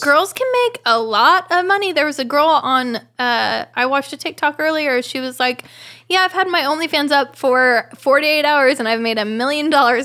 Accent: Oklahoma, United States; moved away; I'm from Oklahoma

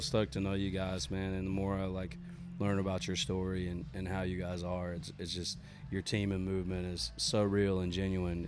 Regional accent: Mechanicsville, Maryland, United States; I'm from Mechanicsville, Maryland, which is like right on the Maryland Virginia line

